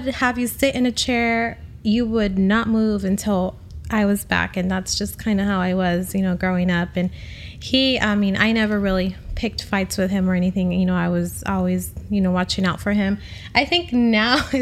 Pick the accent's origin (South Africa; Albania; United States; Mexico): Mexico; Zacatecas; we are from Zacatecas